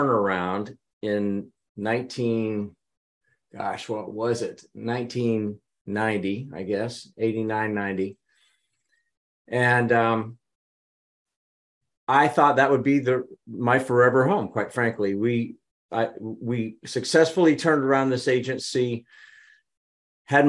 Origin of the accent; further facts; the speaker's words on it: Midwest, United States; I was from the Midwest